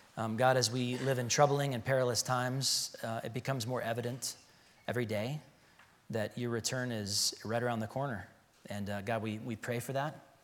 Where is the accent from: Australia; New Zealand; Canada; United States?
United States; Chicago, Illinois; now in Arizona, United States; I'm from Chicago